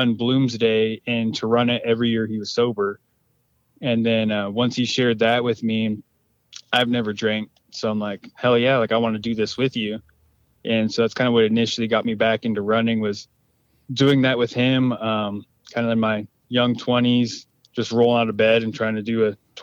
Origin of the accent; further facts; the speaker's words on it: Spokane Indian Reservation, Eastern Washington, United States; Live on the Spokane Indian Reservation in Eastern Washington